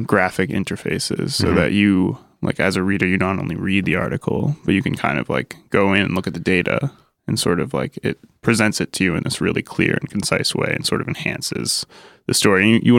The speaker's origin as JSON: {"language": "English", "region": "Connecticut", "country": "United States", "tie": "born or raised there", "said": "We're from Connecticut"}